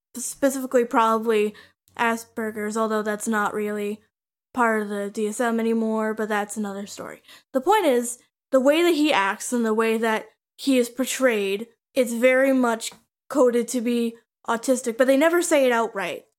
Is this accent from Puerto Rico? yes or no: no; Canada; I'm twenty-two and I'm from Canada